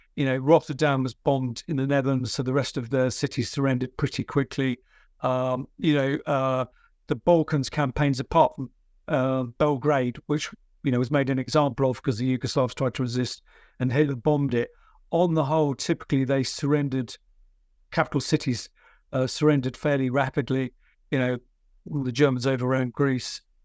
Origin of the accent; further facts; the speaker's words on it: United Kingdom; I'm a British military historian